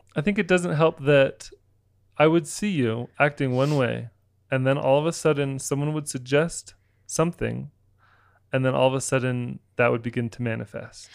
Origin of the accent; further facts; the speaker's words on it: Florida, United States; moved away; also born or lived in Utah; I grew up in Florida